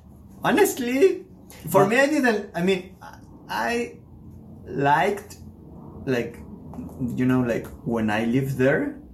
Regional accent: Mexico City, Mexico; also born or lived in Paris, France; now in Warsaw, Poland; I'm from Mexico City. I lived in Mexico City, in Paris, and in Warsaw.

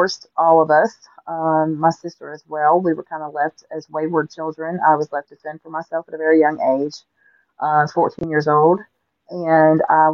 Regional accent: Augusta, Georgia, United States; I grew up in Augusta, Georgia. I was born and raised there

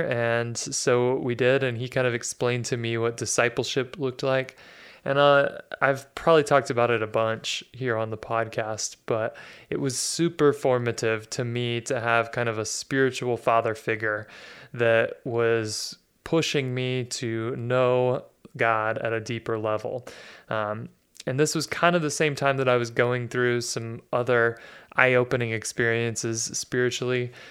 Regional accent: Dallas, Texas, United States; So I was born in Dallas, Texas in 1982, and I grew up in a pretty comfortable middle class household

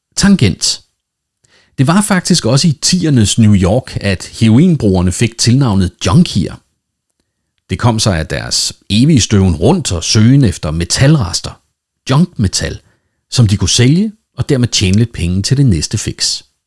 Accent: Denmark; Nu er jeg jo dansker, og derfor vældig dansk

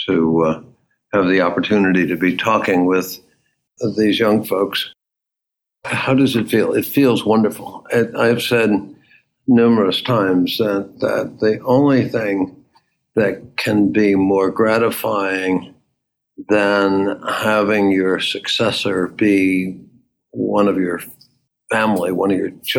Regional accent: Waterbury, Connecticut, United States; moved away as an adult; also born or lived in Baltimore area; now in Baltimore, United States; A place called Waterbury, Connecticut

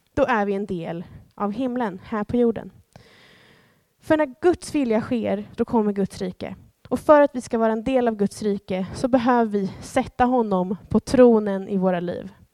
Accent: Sweden; Jag är svensk medborgare

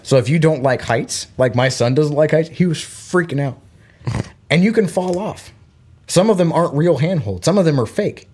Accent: Florida, United States; born or raised there; moved away; also born or lived in Belgium

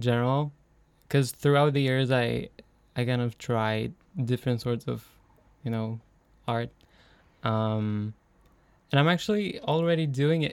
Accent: Romania; moved away as an adult; now in Denmark; I come from Romania

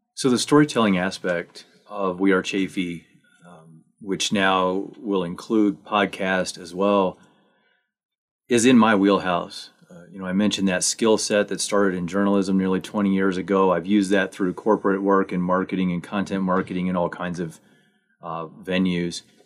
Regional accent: Missouri, United States; also born or lived in Manitou Springs, Colorado; now in Buena Vista, United States; I actually grew up in Missouri

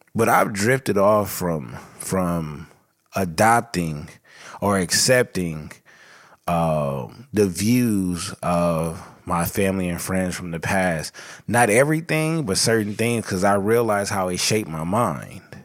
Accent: Los Angeles, California, United States; I was born and raised in South L

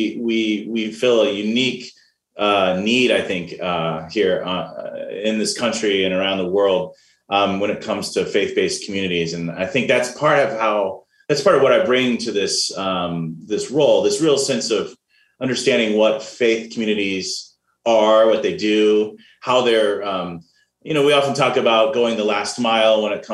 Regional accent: Dayton, Ohio, United States; moved away as an adult; also born or lived in California / Chicago, Illinois / Portland; I was born in the Dayton, Ohio area. And so grew up in Ohio and in California

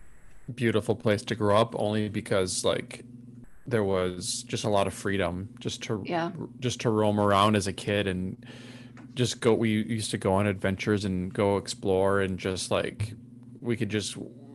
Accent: Minnesota, United States; now in Austin, United States; I am from a small town in Minnesota, is where I grew up.

